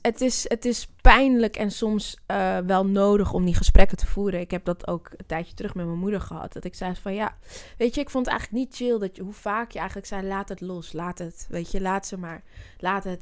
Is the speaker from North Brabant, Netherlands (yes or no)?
no; Amsterdam, North Holland, Netherlands; also born or lived in Zwanenburg, Netherlands; ik ben een Amsterdammer, dus ja, Half-half trouwens. Ik ben in Zwanenburg ook opgegroeid. Net buiten de rand, buiten Amsterdam